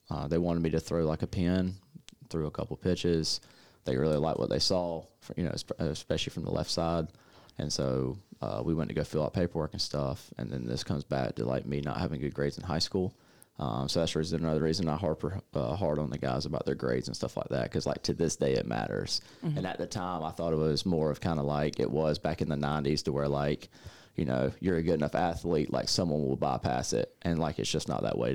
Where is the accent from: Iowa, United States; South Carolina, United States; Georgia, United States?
South Carolina, United States; Greenville-Spartanburg area; moved away as an adult; now in McCook, United States; I'm from South Carolina, born and raised in, like, the Greenville-Spartanburg area, which is, like, the upstate of South Carolina